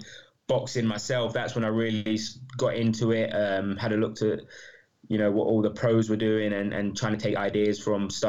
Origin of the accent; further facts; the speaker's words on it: London, United Kingdom; moved away as an adult; also born or lived in New Zealand; now in Leeds, United Kingdom; I'm a Londoner, so from East London. Grew up there, went to uni in Leeds